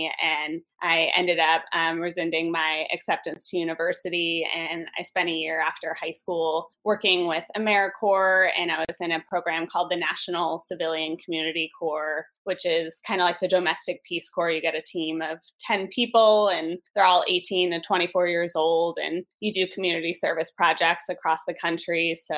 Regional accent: New York, United States; I grew up in New York

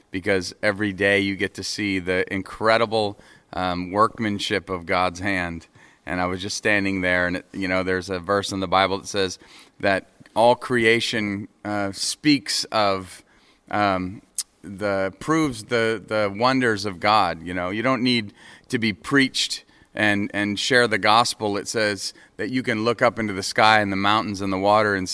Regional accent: New England, United States; now in Nashville, United States; uh from the United States, New England, live in Nashville, Tennessee

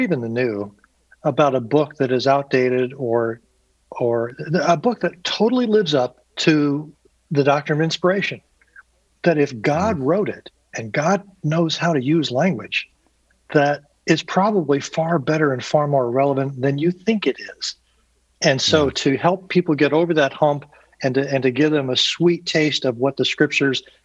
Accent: Indianapolis, Indiana, United States; I grew up on the east side of Indianapolis

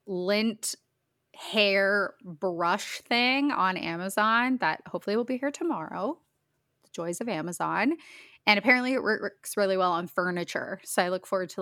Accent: Huntsville, Ontario, Canada; moved away; we both grew up just outside of Huntsville

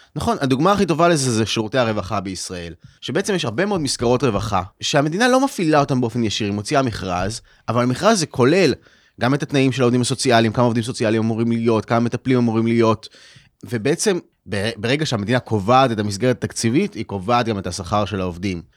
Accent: Israel; בתור ישראלים

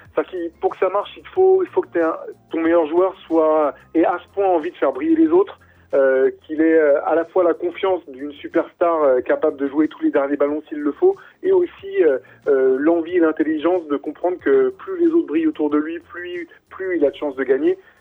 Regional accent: France; nous, en tant que Français

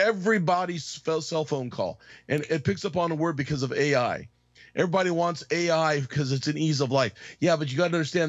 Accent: Arizona, United States; I grew up in Arizona

